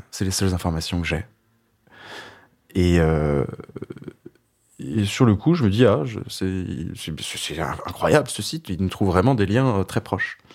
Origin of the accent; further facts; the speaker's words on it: Brittany, France; je lui parle que je suis breton